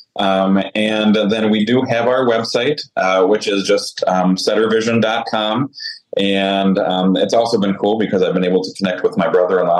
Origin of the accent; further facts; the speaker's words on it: just outside Saskatoon, Saskatchewan, Canada; moved away as an adult; also born or lived in Caronport, Saskatchewan; now in Andover, Minnesota, United States; I grew up just outside of Saskatoon, Saskatchewan, Canada